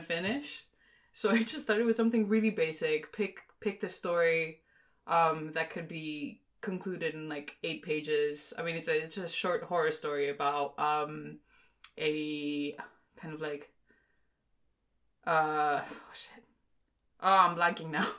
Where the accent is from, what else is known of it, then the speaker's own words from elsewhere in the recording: Greece; moved away as an adult; now in London, United Kingdom; I'm actually originally from Greece, grew up in Greece, but I'm also half Singaporean, and I've lived in London for